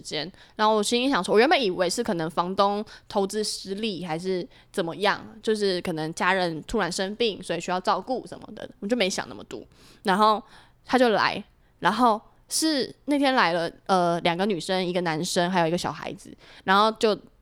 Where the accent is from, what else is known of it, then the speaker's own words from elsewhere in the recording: Hsinchu, Taiwan; moved away as an adult; now in Taipei, Taiwan; 一回新竹就是懒散